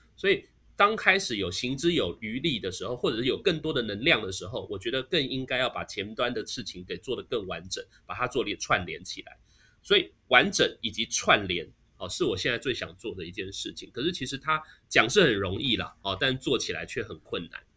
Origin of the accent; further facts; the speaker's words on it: Taiwan; 我们台湾人